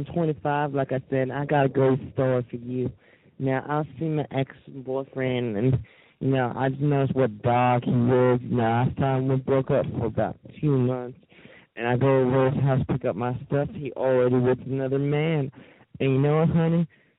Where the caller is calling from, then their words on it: Winnipeg, Manitoba, Canada; I'm 25 years old. I'm calling from Winnipeg, Manitoba.